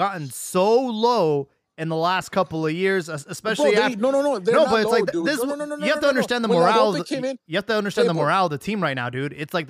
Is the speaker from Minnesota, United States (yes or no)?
no; Bay Area, California, United States; I'm from the Bay Area.